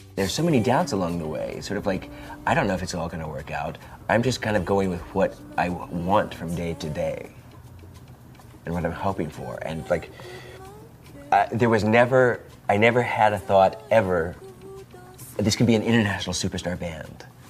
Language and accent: English; Indiana, United States; now in Portland, United States; When I was a child, uh, growing up in Indiana